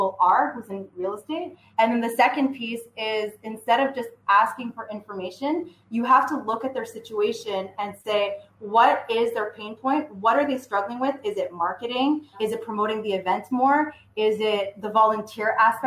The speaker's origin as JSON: {"language": "English", "town": "Vaudreuil", "region": "Quebec", "country": "Canada", "said": "I'm from Montreal, well, west of Montreal, so Vaudreuil."}